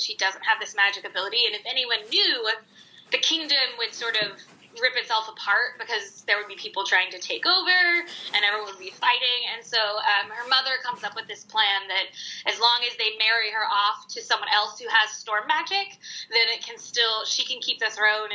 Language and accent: English; Texas, United States; I grew up in Texas in Tornado Alley